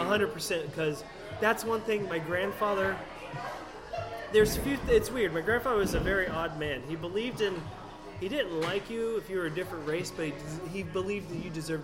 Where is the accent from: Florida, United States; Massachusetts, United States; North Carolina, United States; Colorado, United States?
Florida, United States; accent: hick; also born or lived in New Hampshire; my accent, I'm a hick. I, even though I was born in New Hampshire, I grew up in Florida.